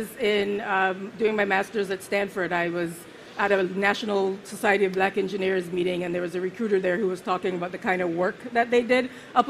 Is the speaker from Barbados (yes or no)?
yes; Barbados; also born or lived in Jamaica / St. Vincent; I was born in Jamaica. I spent a couple years of my life, and then I moved to St. Vincent, which is a small island on the Eastern Caribbean. And then once I was, about when I was starting my schooling, I moved to Barbados